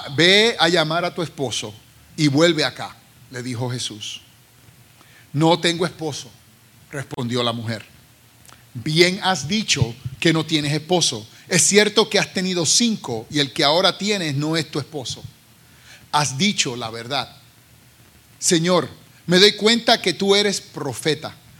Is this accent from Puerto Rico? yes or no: yes; Carolina, Puerto Rico; now in United States; soy ah, ah, oriundo de Carolina, Puerto Rico, y llevo ya 36 años en los Estados Unidos